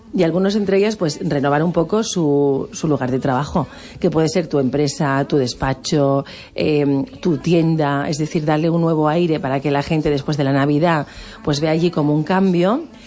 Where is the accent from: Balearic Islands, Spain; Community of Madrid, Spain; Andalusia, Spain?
Balearic Islands, Spain; ¿Cómo somos los Baleares?